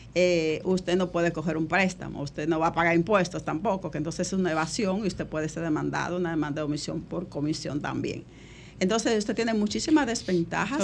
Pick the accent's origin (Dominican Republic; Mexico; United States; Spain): Dominican Republic; nuestro país